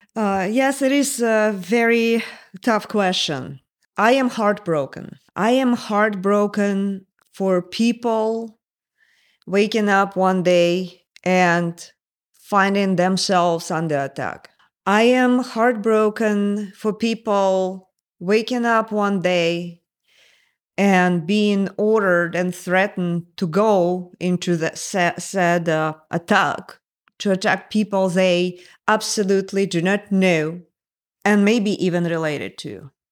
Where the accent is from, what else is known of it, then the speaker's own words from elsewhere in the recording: Moscow, Russia; English is a second language; moved away as an adult; also born or lived in Northern Virginia, United States; now in United States; when I was growing up in the Soviet Union